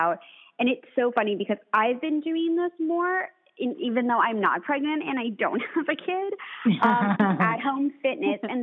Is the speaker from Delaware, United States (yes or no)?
no; New York City, New York, United States; I'm from New York City